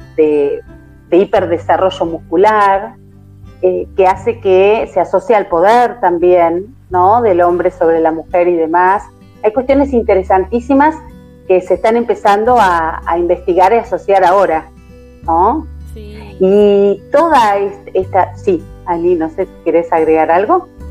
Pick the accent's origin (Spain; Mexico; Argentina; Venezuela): Argentina; soy argentina, estamos transmitiendo desde Argentina